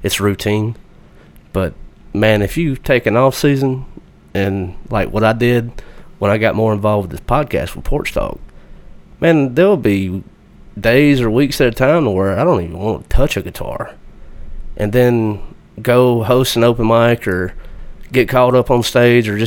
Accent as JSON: {"language": "English", "region": "Alabama", "country": "United States", "said": "I'm from Alabama"}